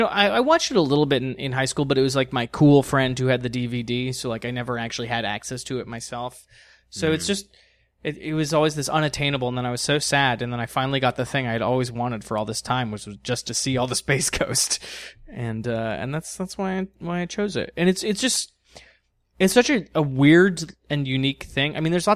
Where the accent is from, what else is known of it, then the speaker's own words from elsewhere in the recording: Los Angeles, California, United States; also born or lived in San Diego; I grew up in Los Angeles and San Diego. That's where I was a kid, and it was always on Eastern Time.